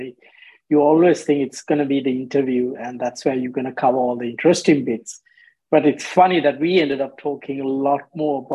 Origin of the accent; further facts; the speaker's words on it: Sri Lanka; moved away as an adult; now in Australia; growing up in Sri Lanka